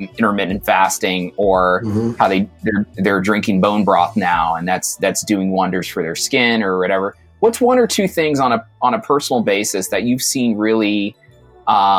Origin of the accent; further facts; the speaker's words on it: New York City, New York, United States; I was born in Brooklyn